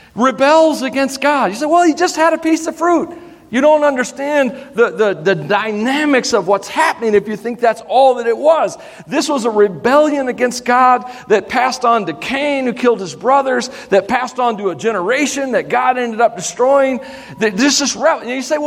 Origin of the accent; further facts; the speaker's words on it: Tennessee, United States; accent: twangy; So I grew up in Tennessee. Well, we moved around some, so my accent isn't as bad as it could be, believe it or not.